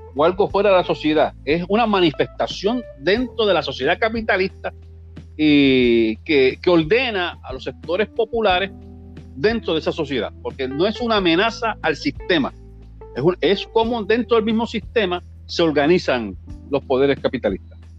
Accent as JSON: {"language": "Spanish", "country": "Puerto Rico", "tie": "born or raised there", "said": "yo soy de Macao, nací en la década del 60, 61, 60 años allá mismito"}